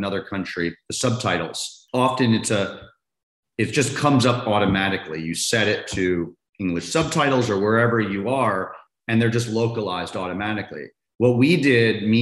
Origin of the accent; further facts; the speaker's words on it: Maryland, United States; now in Los Angeles, United States; I grew up in Maryland, DC, about 30 minutes from the school